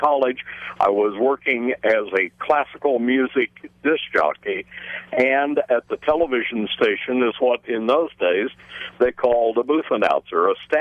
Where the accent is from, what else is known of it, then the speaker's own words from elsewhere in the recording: Kansas City, Missouri, United States; I was born and raised in and around the Kansas City, Missouri area.